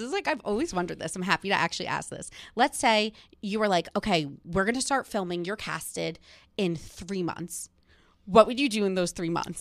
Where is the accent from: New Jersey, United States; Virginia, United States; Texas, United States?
New Jersey, United States; Montville; I am from Montville, New Jersey